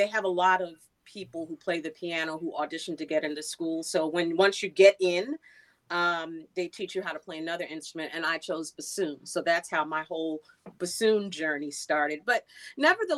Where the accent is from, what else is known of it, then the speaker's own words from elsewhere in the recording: New York City, New York, United States; I am from Queens, New York. A few minutes from the Belmont Racetrack is where I grew up.